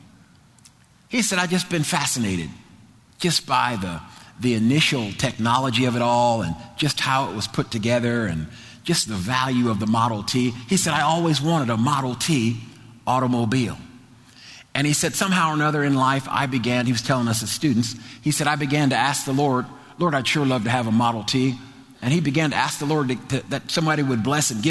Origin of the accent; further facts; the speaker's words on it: New Jersey, United States; moved away; New Jersey, where I'm from. I'm a Jersey boy from New Jersey.